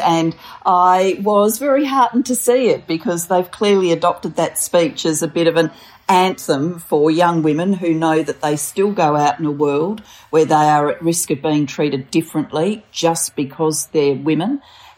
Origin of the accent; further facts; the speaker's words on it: Australia; also born or lived in Wales; I was born in Wales. My parents decided to migrate to Australia when I was a four-year-old and my sister was a seven-year-old